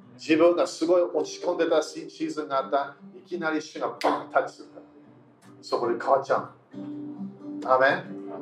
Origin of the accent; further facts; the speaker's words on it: United Kingdom; moved away; イギリス人